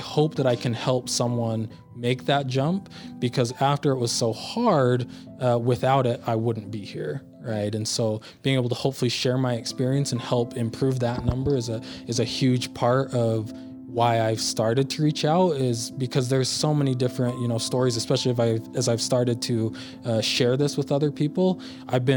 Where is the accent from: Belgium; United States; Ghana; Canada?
United States; Utah; also born or lived in Philadelphia, Pennsylvania; all my family has been in Utah now. I've lived here my whole life